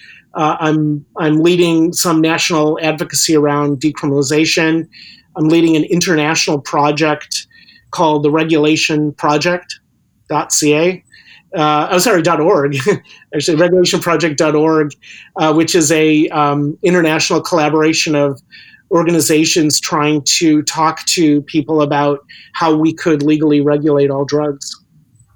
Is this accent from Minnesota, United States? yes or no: no; Chicago, Illinois, United States; moved away as an adult; also born or lived in Wisconsin; now in Vancouver, Canada; I was born and raised in Chicago area, but I lived in Wisconsin for a decade